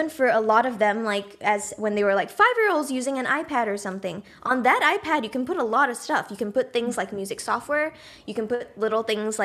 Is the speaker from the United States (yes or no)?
no; Singapore; moved away; I grew up in Singapore, but half of my family, my dad's side is actually from the Netherlands